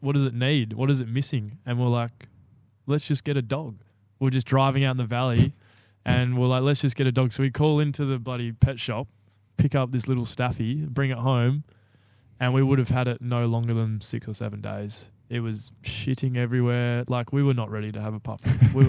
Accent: South West England, United Kingdom; In all fairness, I was a kid from the Southwest coming up to a big boarding school.

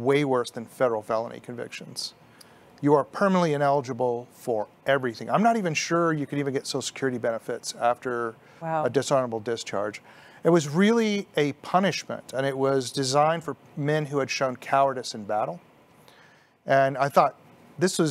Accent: Plainview, Texas, United States; also born or lived in Houston, Texas; I was from Plainview, Texas, and it was my dentist in Plainview who gave me up.

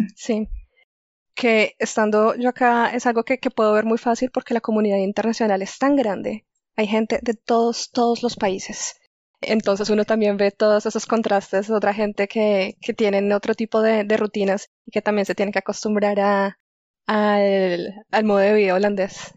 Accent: Chía, Cundinamarca, Colombia; moved away as an adult; also born or lived in Delft, Netherlands; yo soy colombiana. Yo nací en Chía, que es un pueblito que queda muy cerca a Bogotá

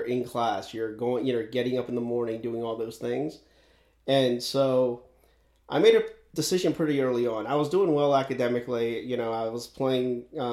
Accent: Severna Park, Maryland, United States; I grew up in Anne Arundel County. So I grew up right around Severn Park, Maryland

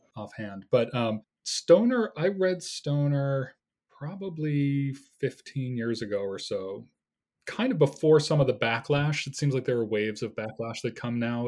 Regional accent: United States; being an American of a certain age

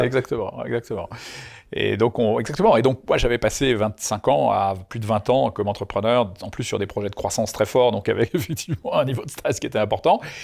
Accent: Lyon, Auvergne-Rhône-Alpes, France; J'étais originaire de Lyon

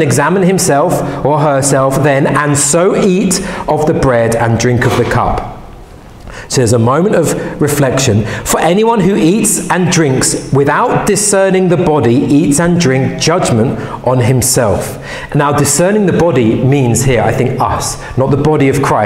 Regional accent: England, United Kingdom; English people

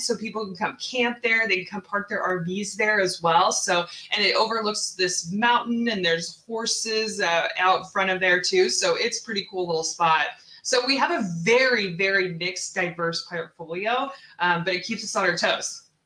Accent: Seattle, Washington, United States; moved away as an adult; also born or lived in Texas; I am originally from Seattle

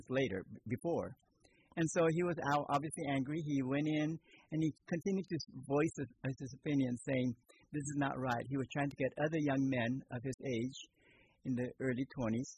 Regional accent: Palo Alto, California, United States; also born or lived in Japan; now in Petaluma, United States; coming to America at the age of 8 and starting all over in school, starting from first grade, and growing up in Palo Alto

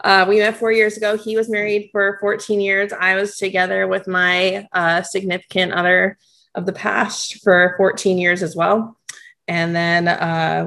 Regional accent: California, United States; moved away; also born or lived in Arizona; I was born in California. And have spent like equal amounts of time in California and Arizona

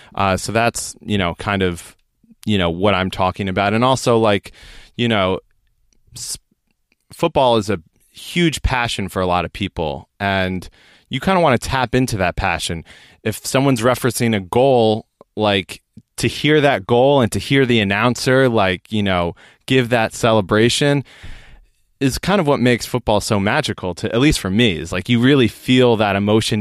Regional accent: United States; now in United Kingdom; as an American

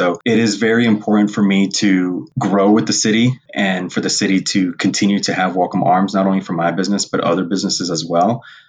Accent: South Tucson, Arizona, United States; also born or lived in Los Angeles, California; I am a second-generation American born in Los Angeles and raised here in South Tucson.

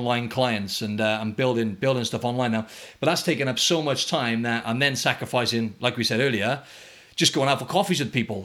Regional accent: Wales, United Kingdom; now in Australia; We're both from Wales

